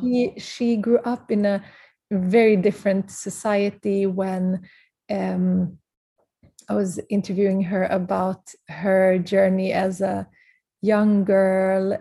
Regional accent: Prague, Czechia; I was born in Prague because my parents had to leave very mm-hmm. early age from Kurdistan

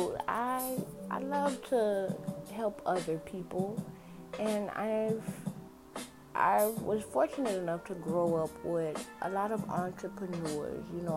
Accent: Miami, Florida, United States; I'm born and raised in Miami, Florida.

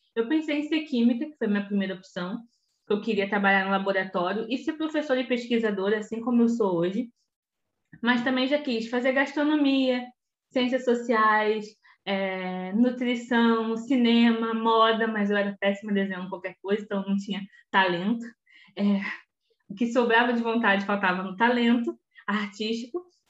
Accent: Belford Roxo, Rio de Janeiro, Brazil; eu sou de Belo Roxo. É, nascida no, no estado do Rio de Janeiro

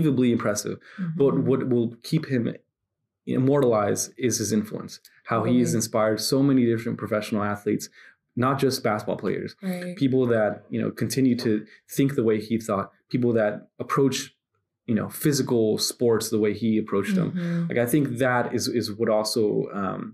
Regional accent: Santa Ana, California, United States; growing up in Santa Ana

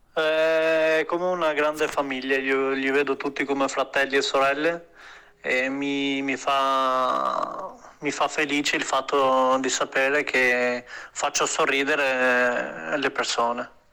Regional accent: Albania; moved away; vengo dall'Albania

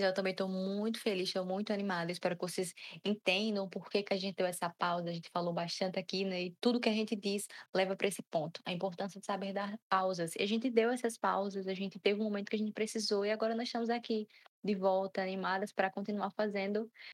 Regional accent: Brazil; sendo brasileiro

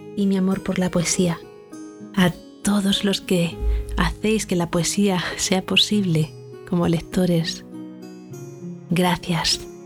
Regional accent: Castilla-La Mancha, Spain; mi tierra manchega

